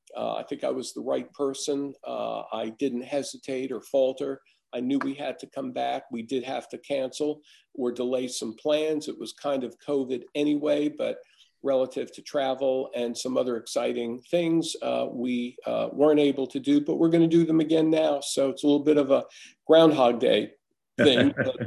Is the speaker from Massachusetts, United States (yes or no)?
yes; Massachusetts, United States; moved away; No, we came from the North. We came from Massachusetts. We didn't really have that there.